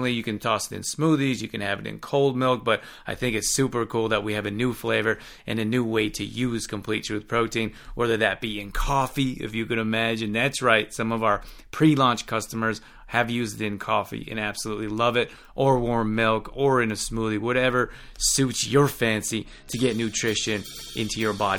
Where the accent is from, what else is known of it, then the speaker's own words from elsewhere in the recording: Canada; now in South Bay, Los Angeles, United States; I'm originally from Canada